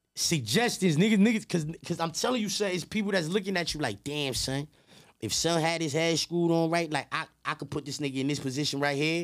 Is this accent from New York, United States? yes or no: yes; New York City, New York, United States; I'm from Queens